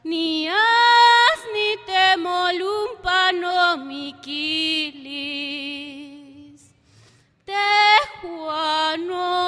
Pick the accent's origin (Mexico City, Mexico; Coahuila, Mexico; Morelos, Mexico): Morelos, Mexico; Hueyapan; Nosotros también estamos haciendo radio ahí en, mi pueblo, Hueyapan.